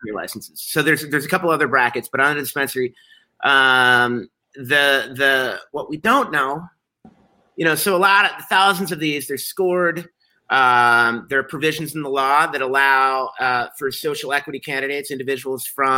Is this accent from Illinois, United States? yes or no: yes; Chicago, Illinois, United States; I'm a Chicagoan